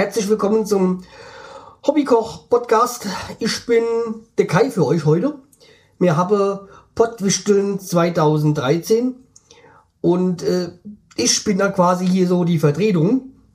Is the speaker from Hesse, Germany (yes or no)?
yes; Hesse, Germany; für mich, so als Hesse